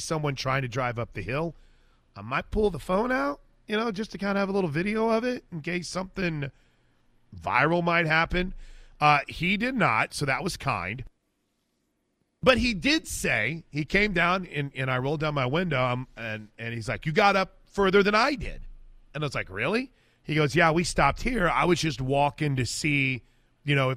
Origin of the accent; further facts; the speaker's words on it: Midwest, United States; moved away; I grew up in the Midwest